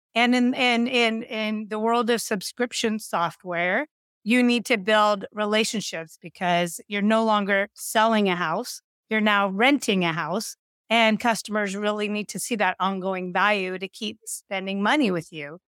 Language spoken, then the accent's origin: English; Silicon Valley, California, United States; I grew up in Silicon Valley